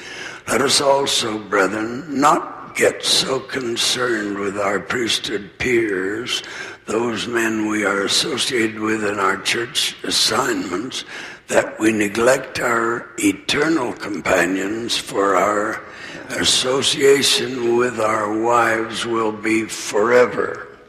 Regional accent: Arizona, United States; with which I was familiar when I was a child growing up in Arizona.

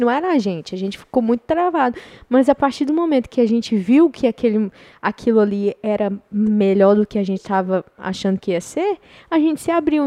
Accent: Goiás, Brazil; moved away

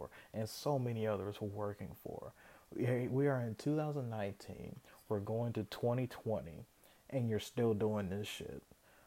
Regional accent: Kentucky, United States; I was born in Kentucky

